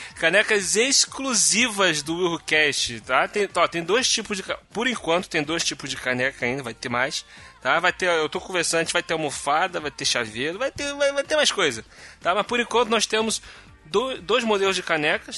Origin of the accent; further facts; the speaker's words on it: Rio de Janeiro, Brazil; Eu sou carioca